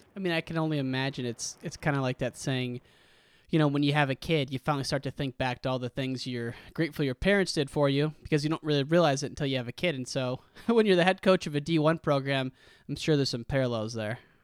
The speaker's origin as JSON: {"language": "English", "region": "Western Illinois", "country": "United States", "tie": "born or raised there", "said": "I grew up in Western Illinois, an hour from University of Iowa"}